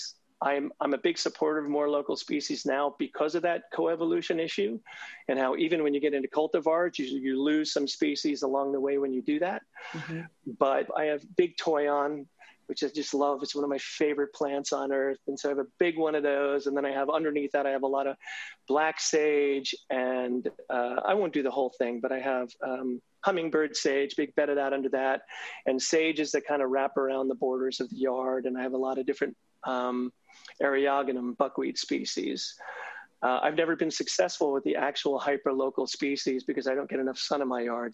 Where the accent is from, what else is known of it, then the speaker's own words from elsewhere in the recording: New Jersey, United States; moved away; as a kid, I grew up in New Jersey